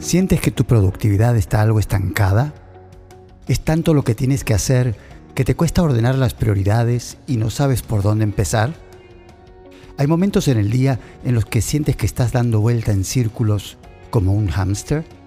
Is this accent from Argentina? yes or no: yes; Argentina; moved away as an adult; Salí de Argentina para misionar. Viajé por toda Sudamérica, Dejé mi familia atrás, mi cultura, mi país.